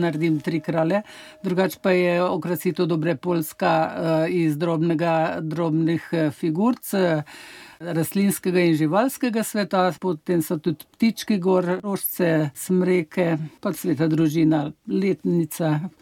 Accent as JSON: {"language": "Slovenian", "town": "Struge", "region": "Central Slovenia", "country": "Slovenia", "said": "jaz prihajam iz Struk, naprej 12 km od pred Struk, tukaj je dobre polje, pa pri nas eh, ga nismo pekli"}